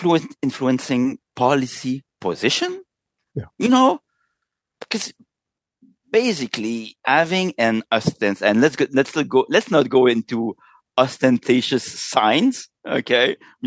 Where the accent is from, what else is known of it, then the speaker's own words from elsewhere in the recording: Canada; Well, since we're both Canadian, it's like we share a little bit of a shared understanding of the world.